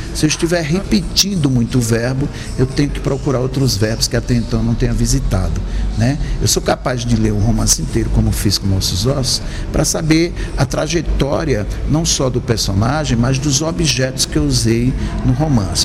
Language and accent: Portuguese; Sertânia, Pernambuco, Brazil; eu nasci numa, no Nordeste do Brasil, né? em Pernambuco uma cidade chamada Sertânia